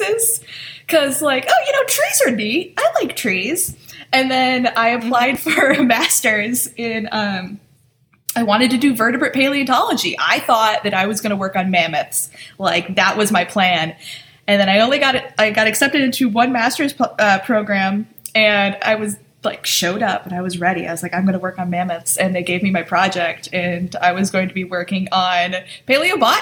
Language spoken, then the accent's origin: English; Michigan, United States; I'm from Michigan